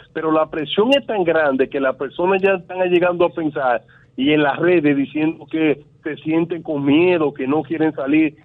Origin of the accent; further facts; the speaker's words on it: Dominican Republic; como dominicano